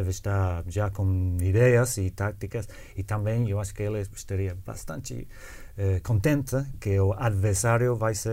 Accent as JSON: {"language": "Portuguese", "country": "United Kingdom", "said": "Não, eu também eu sempre eh, contesto que sou britânico"}